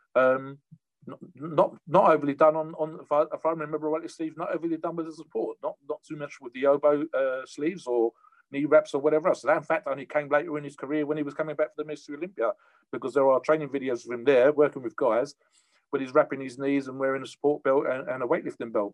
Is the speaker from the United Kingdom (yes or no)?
yes; United Kingdom; Me being a Brit, we don't have too much of that over here